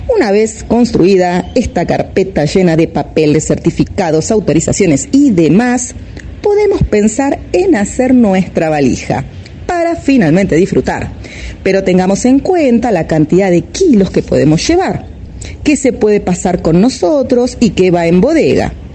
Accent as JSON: {"language": "Spanish", "country": "Argentina"}